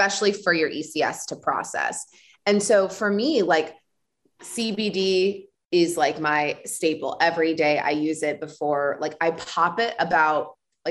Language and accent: English; Illinois, United States; moved away; I'm Illinois